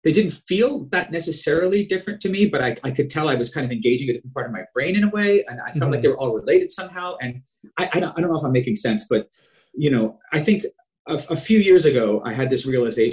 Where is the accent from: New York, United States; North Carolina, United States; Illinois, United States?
New York, United States; Long Island; I was from Long Island.